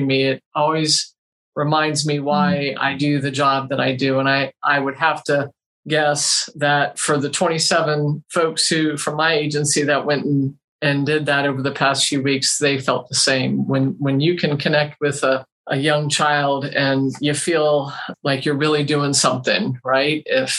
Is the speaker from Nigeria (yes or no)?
no; Pinellas County, Florida, United States; moved away as an adult; also born or lived in St. Petersburg, Florida / Hillsborough County, Florida; now in Bradenton, United States; I was born and bred in Pinellas County